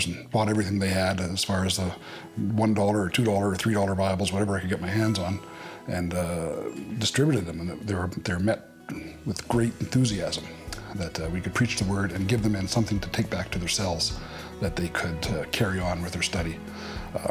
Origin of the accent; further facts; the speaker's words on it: Regina, Saskatchewan, Canada; I'm from Regina, Saskatchewan.